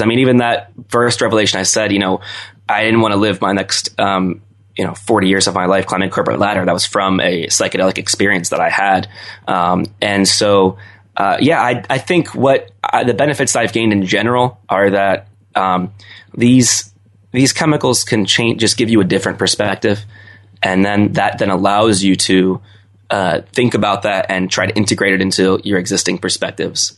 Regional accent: Owings Mills, Maryland, United States; moved away as an adult; I grew up in the suburbs of Baltimore in Owings Mills

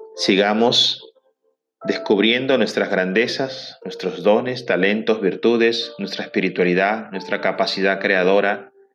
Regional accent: Trujillo, La Libertad, Peru; en mi ciudad natal, en Trujillo, Perú

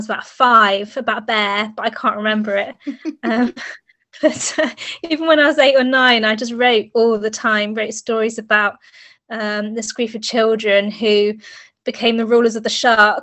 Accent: England, United Kingdom; I'm from England

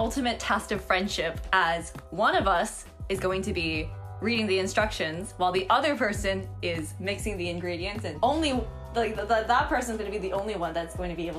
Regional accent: Hong Kong; also born or lived in northern China; growing up in Hong Kong

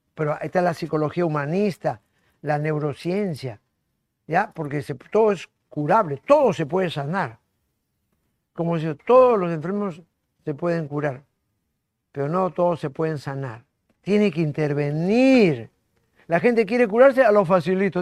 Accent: Lima, Peru; La maternidad donde yo nací

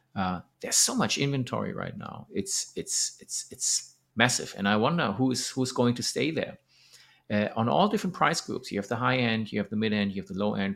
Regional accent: Germany; moved away as an adult; now in Thailand; Germany, my hometown

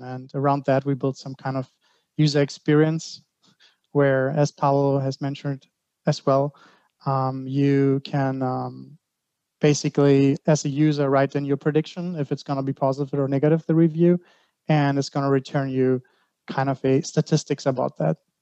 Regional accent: Greece; now in Germany; I'm from Greece. Um, I live in Germany.

